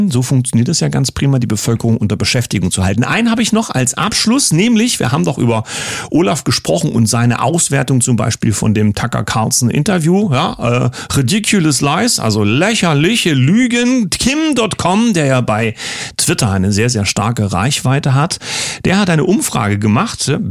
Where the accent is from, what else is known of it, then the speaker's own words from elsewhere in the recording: Saxony, Germany; Kommen unsere Gäste aus meiner Heimat, ich würde mal sagen, endlich normale Leute. Grüße nach Sachsen zu Rocco und Nancy.